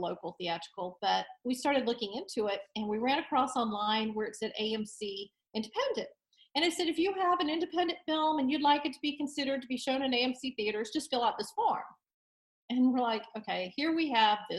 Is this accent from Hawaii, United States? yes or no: no; Destin, Florida, United States; now in Nashville, United States; I grew up in Destin, Florida